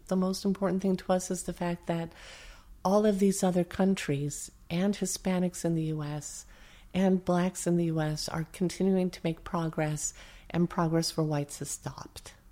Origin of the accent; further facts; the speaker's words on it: upstate New York, United States; moved away; I come from the hard scrabble part of New York State.